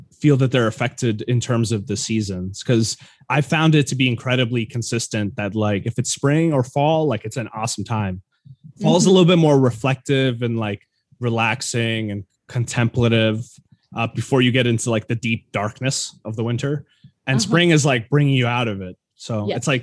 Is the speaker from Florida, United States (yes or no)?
no; New York, United States; I'm from New York